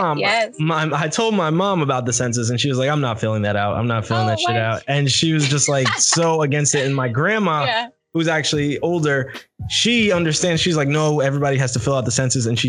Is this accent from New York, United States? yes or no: yes; New York, United States; I'm from New York